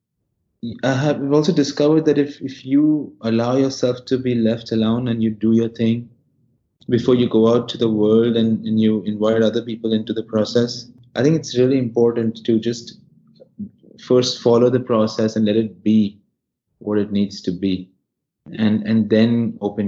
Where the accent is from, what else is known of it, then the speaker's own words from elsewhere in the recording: Mumbai, Maharashtra, India; I grew up in Bandra